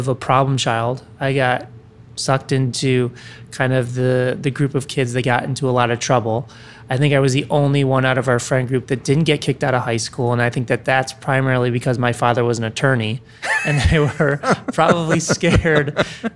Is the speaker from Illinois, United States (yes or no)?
yes; Chicago, Illinois, United States; Originally from Chicago, so that's where I grew up